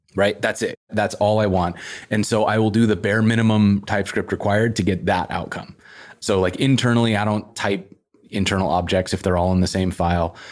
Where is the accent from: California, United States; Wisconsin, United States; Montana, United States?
Montana, United States; Whitefish; also born or lived in Missoula, Montana; now in Portland, United States; I grew up in Whitefish, which is up by Glacier National Park